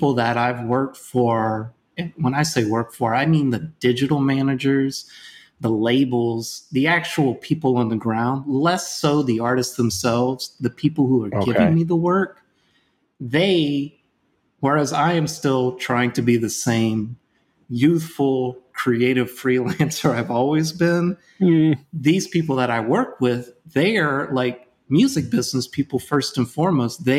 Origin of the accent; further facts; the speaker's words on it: Louisiana, United States; I'm from Louisiana